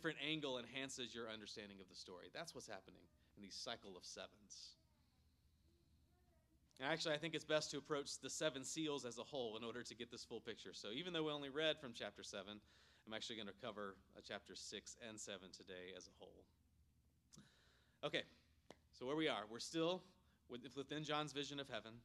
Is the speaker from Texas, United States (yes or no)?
no; Myrtle Beach, South Carolina, United States; growing up in Myrtle Beach, South Carolina